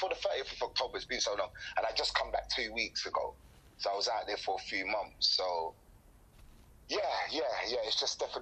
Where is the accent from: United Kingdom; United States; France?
United Kingdom; London; moved away; also born or lived in Peterborough / Dominican Republic; growing up in Tottenham, leaving Tottenham, moving to Peterborough